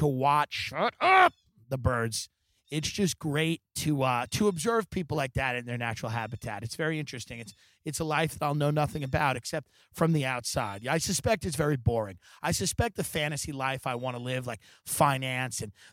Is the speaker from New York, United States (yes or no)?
yes; New York, United States; moved away as an adult; now in California, United States; my home state